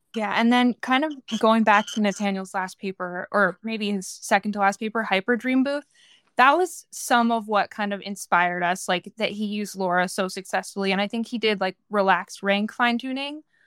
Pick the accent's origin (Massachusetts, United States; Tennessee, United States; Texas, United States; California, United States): California, United States; moved away; I'm from California originally.